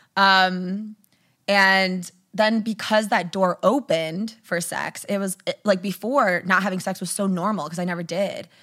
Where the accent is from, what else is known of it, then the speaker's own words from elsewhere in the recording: outside Detroit, Michigan, United States; Michigan, outside Detroit